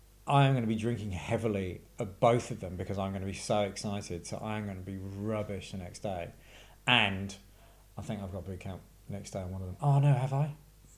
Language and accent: English; England, United Kingdom; also born or lived in Scotland; now in Australia; Kind of mostly English.